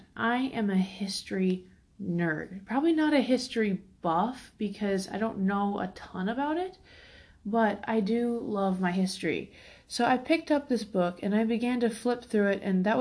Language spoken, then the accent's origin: English; Fort Worth, Texas, United States; now in Alaska, United States; I am originally from Fort Worth, Texas, but I live in Alaska now.